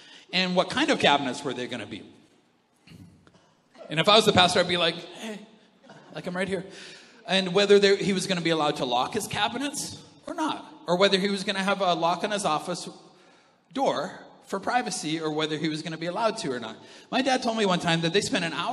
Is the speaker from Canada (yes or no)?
yes; Canada; we're from Canada, we think that that's normal